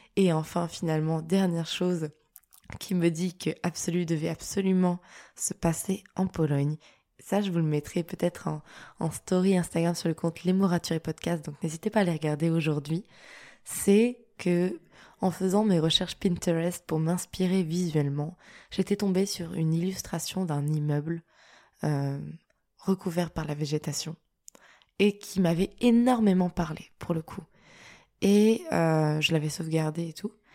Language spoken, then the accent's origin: French; France; je suis française, mais au-delà de ça, je suis européenne